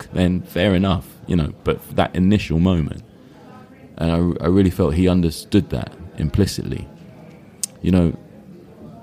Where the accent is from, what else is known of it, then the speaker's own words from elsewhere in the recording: United Kingdom; I'm British.